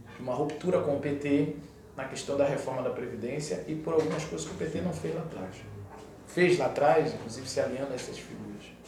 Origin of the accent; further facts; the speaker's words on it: Brazil; eu moro no Brasil, né? Eu sou brasileiro